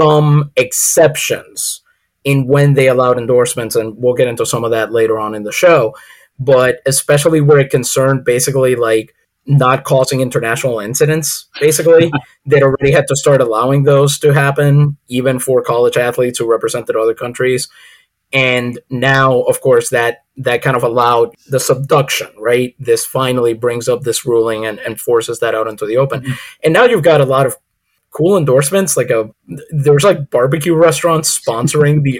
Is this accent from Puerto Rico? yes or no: yes; San Juan, Puerto Rico; now in United States; I'm from San Juan, and I remember a few years back going home